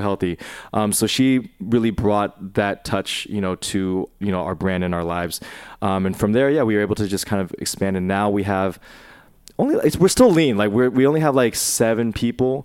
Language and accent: English; Bay Area, California, United States; I grew up in, I grew up in the Bay Area, um, in a mostly, like, uh, white suburb